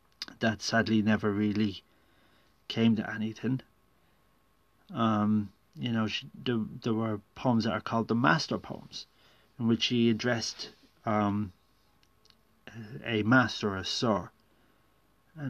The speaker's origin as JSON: {"language": "English", "country": "Ireland", "tie": "born or raised there", "said": "I'd had to read poets like Heaney and Yeats in school, growing up in Ireland"}